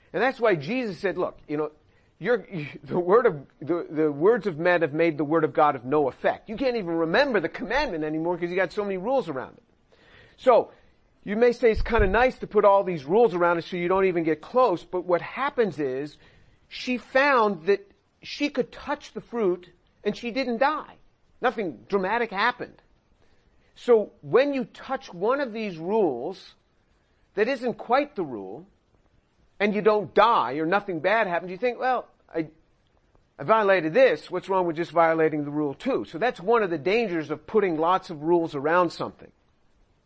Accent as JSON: {"language": "English", "region": "New York", "country": "United States", "tie": "born or raised there", "said": "When I was growing up in New York as a kid"}